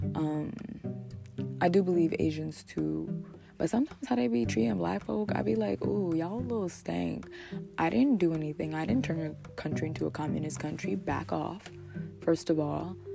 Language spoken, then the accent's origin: English; New Jersey, United States; I'm from New Jersey